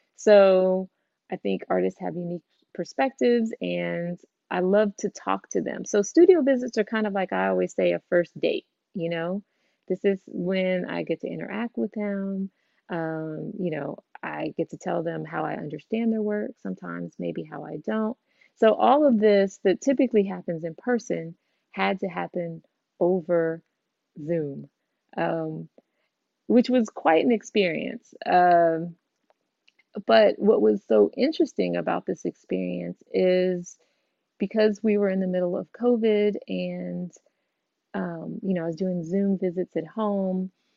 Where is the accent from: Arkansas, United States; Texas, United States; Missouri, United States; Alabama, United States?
Texas, United States; Houston; I'm from Houston, Texas